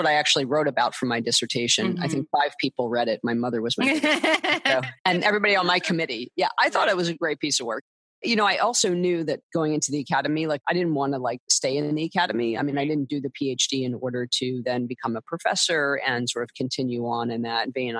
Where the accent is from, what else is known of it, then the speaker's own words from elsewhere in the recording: East Coast, United States; now in California, United States; I grew up on the East Coast and I was a camp kid and moved out here in 1989